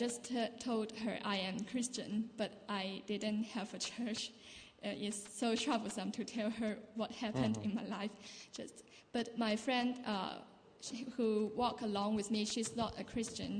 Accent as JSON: {"language": "English", "country": "Hong Kong", "moved": "as an adult", "lives_now": "Dundee, United Kingdom", "said": "I'm from Hong Kong and I'm doing an exchange program in Dundee Uni"}